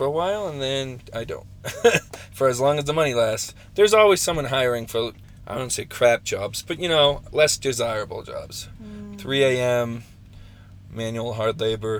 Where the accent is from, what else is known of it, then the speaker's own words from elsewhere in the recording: Chilton, Massachusetts, United States; moved away; my hometown in Massachusetts, Chilton.